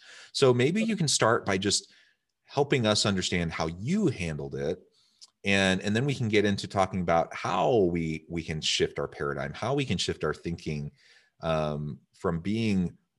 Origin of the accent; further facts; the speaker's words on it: Midwest, United States; I'm also from the Midwest. I'm also from a family of eight.